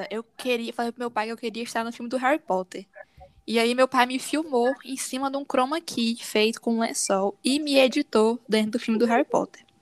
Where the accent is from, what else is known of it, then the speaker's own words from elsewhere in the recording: Northeast Region, Brazil; porque nós todos somos nordestinas quem somos?